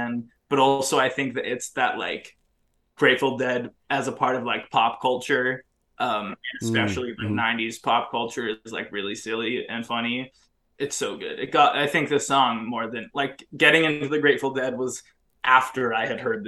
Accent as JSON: {"language": "English", "area": "Orange County", "region": "California", "country": "United States", "said": "I'm also from Orange County"}